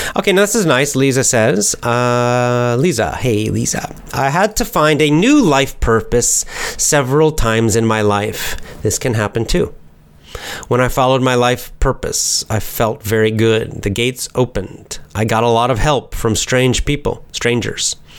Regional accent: United States; I'm American

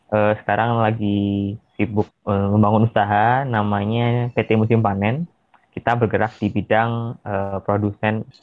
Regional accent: Surabaya, East Java, Indonesia

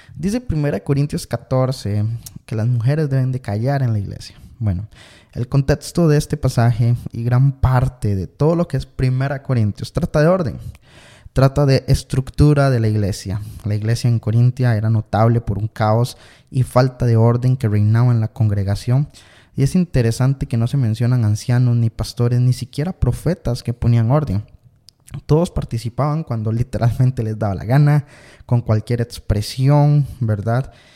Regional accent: Costa Rica; yo soy de Costa Rica

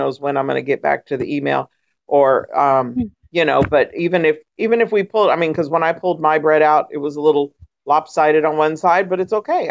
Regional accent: California, United States; moved away as an adult; now in Florida, United States; I grew up in California.

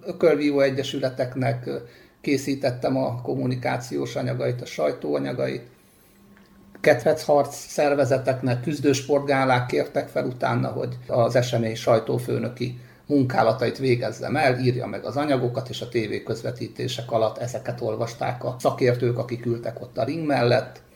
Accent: Debrecen, Hajdú-Bihar, Hungary; now in Szentendre, Hungary; pálya mellett nőttem föl, de utána 6 és 10 éves korom között futball mellett kézilabda, torna, asztali tenisz, amit csak el lehet képzelni, azt kipróbáltam, gyakoroltam. Mindez Debrecenben. Mindez Debrecenben

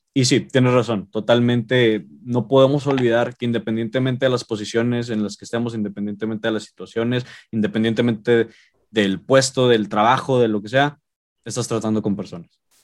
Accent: Monterrey, Nuevo León, Mexico; somos regios, vivimos aquí

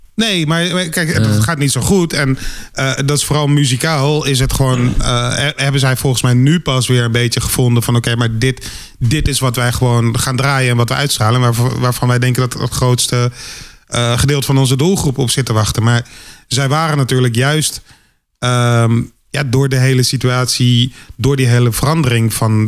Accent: Randstad, Netherlands; ik kom uit de Randstad

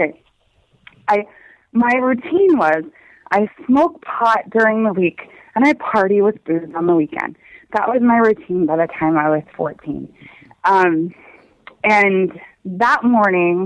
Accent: Minnesota, United States; moved away as an adult; also born or lived in Montana / Washington State; at the time my family lived in Montana, but we're from Minnesota

